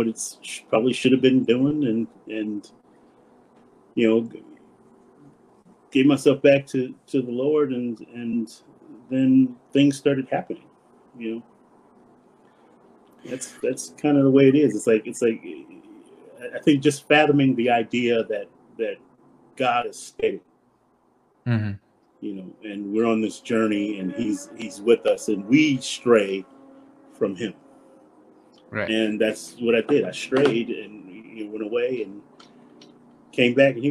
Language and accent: English; Compton, California, United States; I grew up in Compton, California